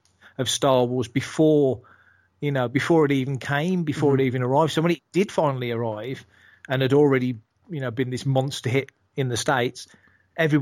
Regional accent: Burntwood, West Midlands, United Kingdom; also born or lived in Edgbaston, Birmingham; I was born in Edgbaston near Birmingham in the Midlands, which is the UK's second city, and grew up as a kid in a place called Burntwood, which is where I live now

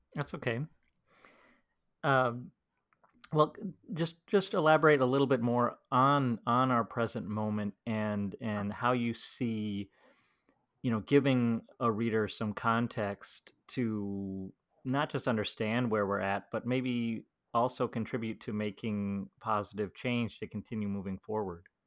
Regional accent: United States; as an American

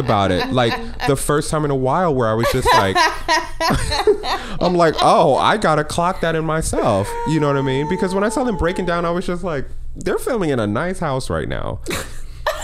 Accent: Connecticut, United States; moved away; I grew up in Connecticut, working at the JCC now and then

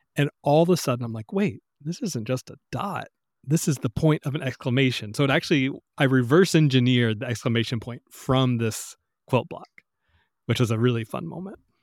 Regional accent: the South, United States; growing up in the South, in the country

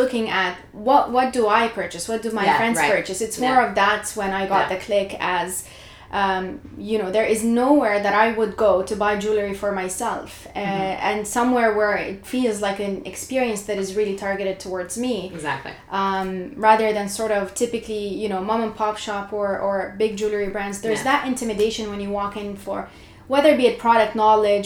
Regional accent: Jordan; moved away as an adult; now in Canada; I was brought up in Jordan, so I moved to Canada about 10 years ago

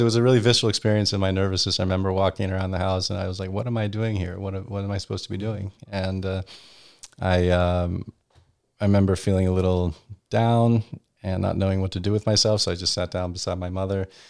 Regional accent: Virginia Beach, Virginia, United States; moved away as an adult; also born or lived in Europe; now in Washington, D.C., United States; growing up in Virginia Beach

